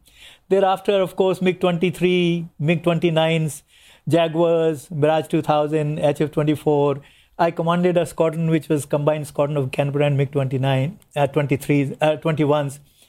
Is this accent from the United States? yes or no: no; Meerut, Uttar Pradesh, India; now in Jamnagar, India; Well, I was born in the North Indian city of Meerut.